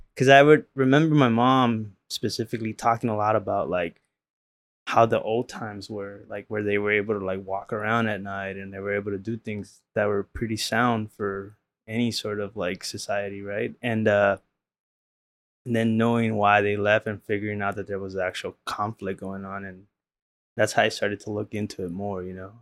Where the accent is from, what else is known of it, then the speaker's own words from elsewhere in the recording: Los Angeles, California, United States; growing up in South Central and and in the late nineties